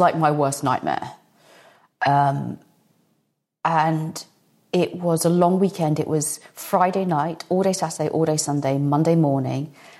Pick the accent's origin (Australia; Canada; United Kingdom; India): United Kingdom; moved away as an adult; also born or lived in Los Angeles, United States; now in United States